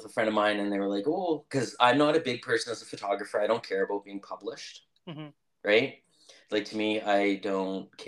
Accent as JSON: {"language": "English", "region": "Saskatchewan", "country": "Canada", "said": "I was from Saskatchewan"}